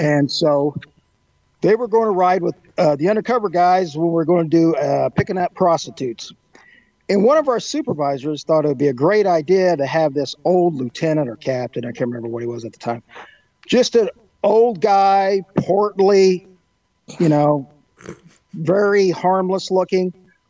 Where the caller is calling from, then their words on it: Indiana, United States; I'm coming from Skunk Haven, Western Indiana.